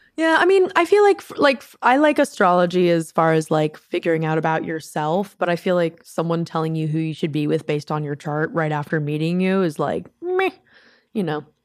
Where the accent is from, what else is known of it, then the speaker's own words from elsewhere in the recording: Maryland, United States; I'm from Maryland